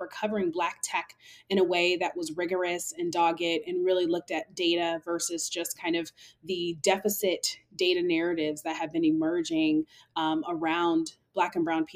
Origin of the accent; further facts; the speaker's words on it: Seattle, Washington, United States; moved away as an adult; also born or lived in New York City; throughout high school, growing up in Seattle, I learned how to code